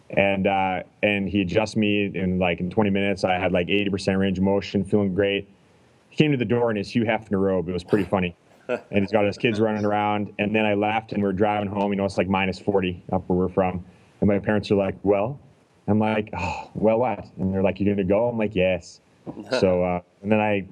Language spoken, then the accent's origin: English; Canada; I'm from Canada